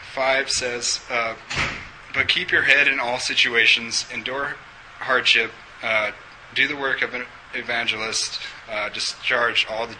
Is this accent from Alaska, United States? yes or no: yes; Alaska, United States; also born or lived in Wyoming; now in Durango, United States; I'm originally from Alaska